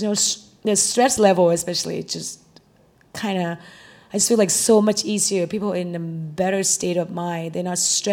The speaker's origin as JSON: {"language": "English", "country": "Thailand", "moved": "yes", "lives_now": "Austin, United States", "said": "I'm from Thailand"}